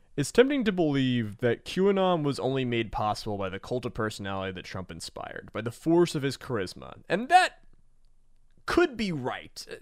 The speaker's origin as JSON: {"language": "English", "region": "Georgia", "country": "United States", "said": "I'm from Georgia"}